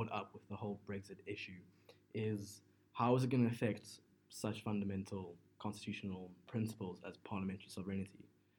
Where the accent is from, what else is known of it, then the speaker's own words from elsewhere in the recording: South Africa; I'm a South African student.